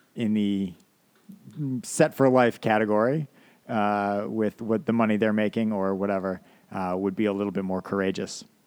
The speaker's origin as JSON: {"language": "English", "country": "United States", "said": "being an American"}